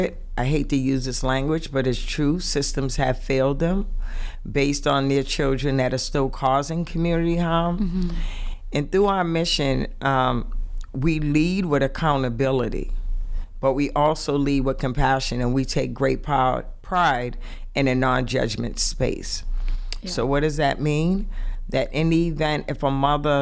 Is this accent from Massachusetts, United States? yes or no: yes; Boston, Massachusetts, United States; From the inner city, I am from Roxbury